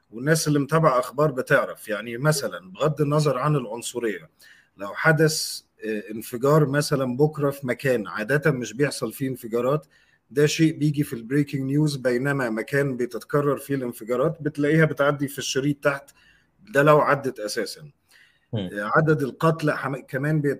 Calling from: Egypt; يا عمر انا بكلمك من مصر

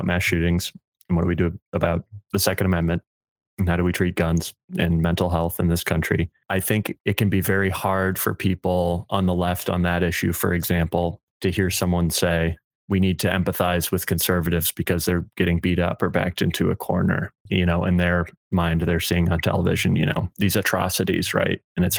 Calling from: Chicago, Illinois, United States; I'm calling you from Chicago, and we just had this horrible mass shooting up in Highland Park, which is half an hour drive from where I am right now.

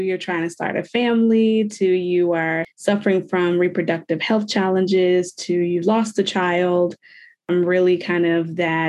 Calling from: Iowa, United States; I am coming from Iowa.

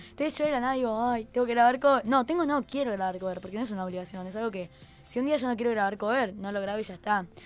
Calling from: Villa del Rosario, Córdoba, Argentina; Hola, Tiago. Saludo desde Villa del Rosario.

